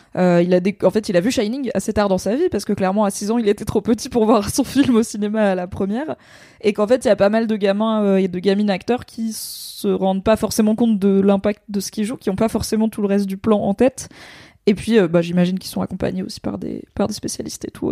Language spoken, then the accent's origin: French; France; en tant que française